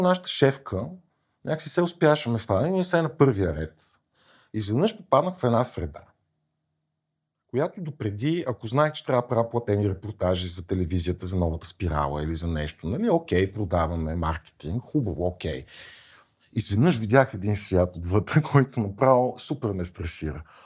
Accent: Kyustendil, Kyustendil Province, Bulgaria; в малкия град, от който съм от Кюстендил

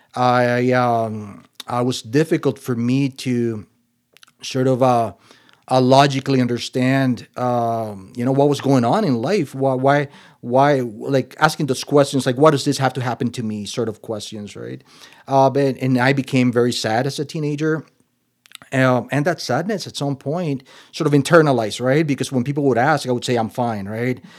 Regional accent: Nicaragua; moved away; also born or lived in Costa Rica / Minnesota; I was born in the Central American country of Nicaragua

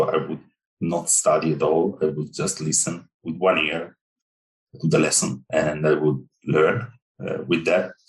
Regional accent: Italy; So yeah, I grew up in Italy. And so I spent my 41 years in Italy

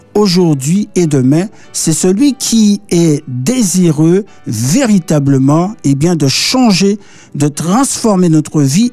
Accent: Martinique; also born or lived in Paris, France; aujourd'hui il, pleut, à la Martinique

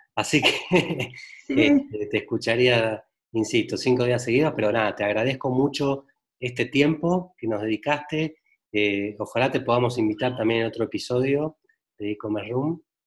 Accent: Argentina; now in Mexico; yo soy argentino

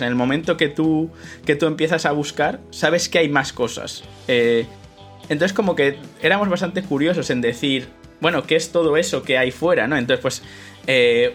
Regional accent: Madrid, Community of Madrid, Spain; moved away as an adult; now in Utrecht, Netherlands; yo nací en Madrid, en España, me mudé aquí eh, a Países Bajos por, el tema este de que es donde hice el doctorado

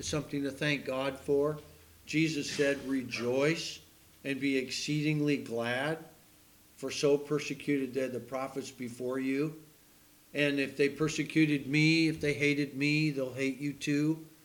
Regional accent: United States; I'm an American

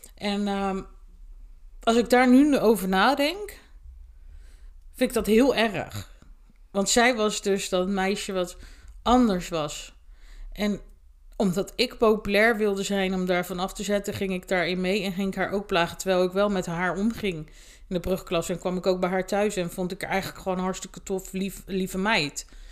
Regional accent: Sluis, Zeeland, Netherlands; toen ben ik eh, in mijn geboortedorp, met mijn sluis naar school gegaan

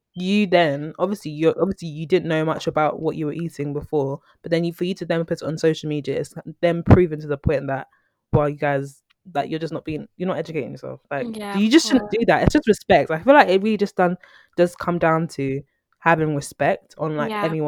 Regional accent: Nigeria; me, as a Nigerian

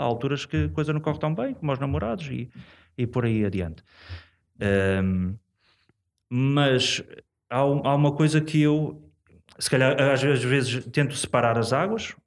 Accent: Portugal; sou, sou da cidade, sou daqui, de São Lázaro, portanto, sou aqui mesmo do, do, do centro.

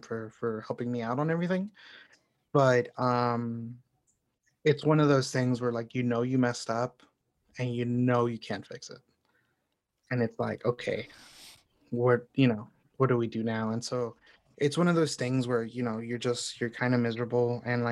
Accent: Houston, Texas, United States; moved away as an adult; also born or lived in Chicago; now in Houston, United States; Houston is where I grew up. It's my hometown technically, but I definitely see Chicago as home

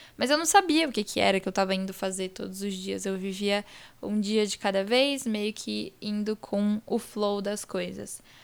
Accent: Espírito Santo, Brazil; now in São Paulo, Brazil; eu não nasci em São Paulo, apesar de morar aqui, estudar aqui, morar com meu pai, minha mãe, meu irmão aqui em São Paulo. Toda a minha família é do Espírito Santo, que é onde eu nasci

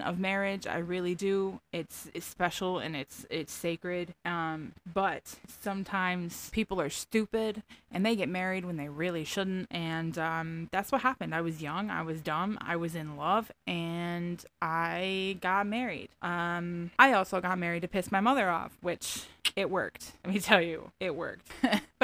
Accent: Finger Lakes area, Central New York, United States; accent: Southern; also born or lived in Tampa, Florida; I grew up here in Central New York, basically the middle of nowhere. Finger Lakes area in New York

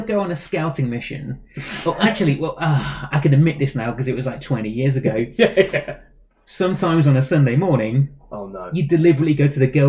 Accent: England, United Kingdom; I was growing up in England

